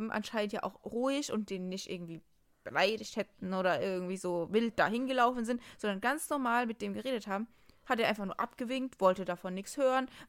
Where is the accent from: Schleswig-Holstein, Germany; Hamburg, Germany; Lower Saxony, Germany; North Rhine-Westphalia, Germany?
North Rhine-Westphalia, Germany; Dortmund; ich finde als Dortmunder, ist man immer nachher nach so, solchen Spielen, man redet immer über den Schiri.